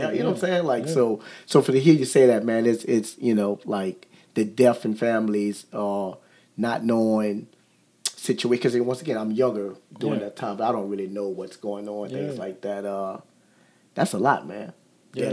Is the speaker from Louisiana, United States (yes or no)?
yes; Kenner, Louisiana, United States; I'm from Kenner